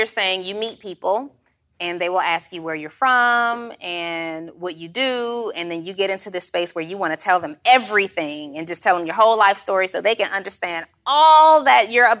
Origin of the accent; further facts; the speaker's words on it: Atlanta, Georgia, United States; When people ask you, where are you from? They just want to know where you're from. I'm from Atlanta, Georgia. That's it. But my mom is from Indiana.